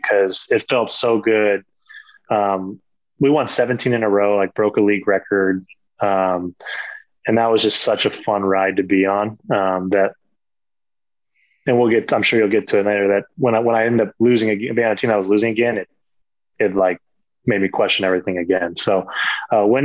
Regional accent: California, United States; moved away as an adult; for a California kid

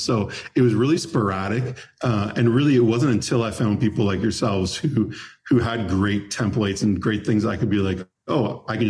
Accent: Toronto, Ontario, Canada; now in Nashville, United States; I'm from Toronto originally. I moved

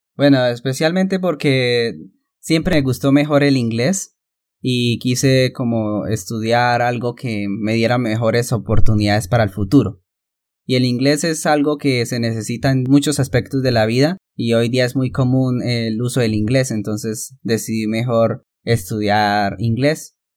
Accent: Santander, Colombia; also born or lived in Barrancabermeja, Colombia; Mis padres se mudaron a vivir en el a una finca eh, aquí mismo en Santander

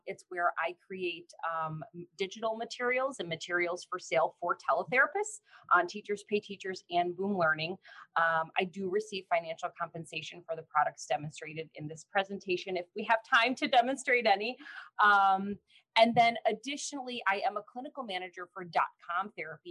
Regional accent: Illinois, United States; also born or lived in Chicago suburbs / Peoria, Illinois; I've lived in Illinois my whole life.

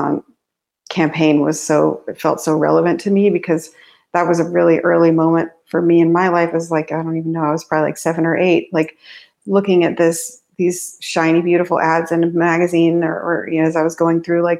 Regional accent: New Mexico, United States; also born or lived in Navajo Nation; I grew up in New Mexico. And in my early life, I lived in the Navajo Nation

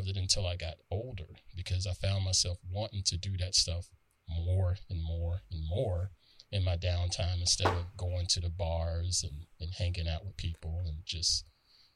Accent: the South, United States; growing up where I grew up in the South

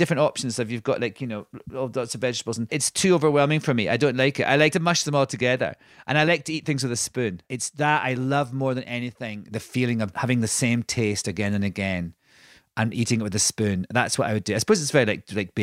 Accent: Scotland, United Kingdom; white Scottish boy.

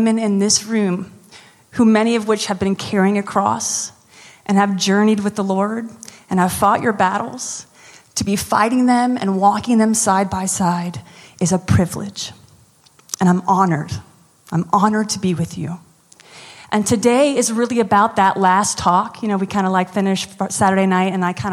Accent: United States; now in New Orleans, United States; I'm American.

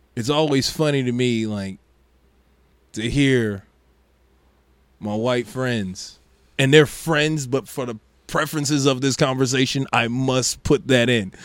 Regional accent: Maryville, United States; growing up in Maryville, when you black, you get pulled over

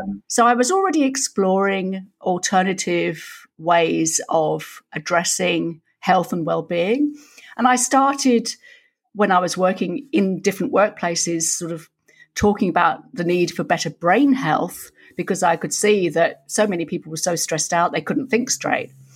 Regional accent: York, Yorkshire and the Humber, United Kingdom; now in Australia; I was born in York, some of Yorkshire, Lass

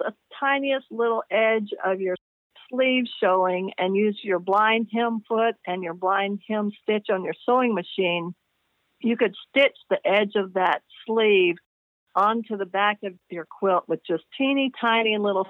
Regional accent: the South, United States; I'm from the South, and so people in the South know what a hissy fit is.

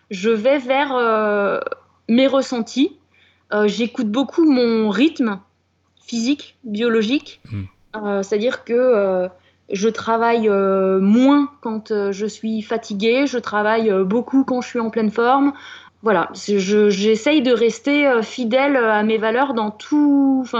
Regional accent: France; on est français après euh, tout.

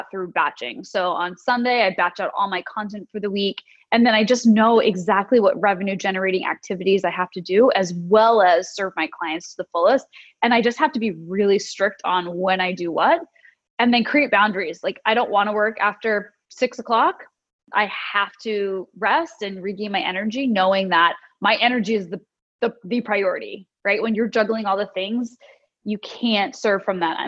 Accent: United States; moved away as an adult; also born or lived in London / San Francisco area; now in Sydney, Australia; I am American

